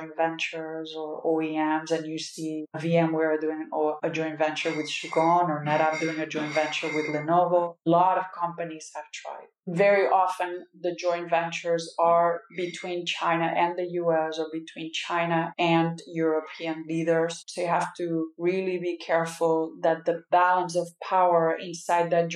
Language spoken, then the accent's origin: English; Catalonia, Spain; now in United States; I'm Catalan, but I'm also an American.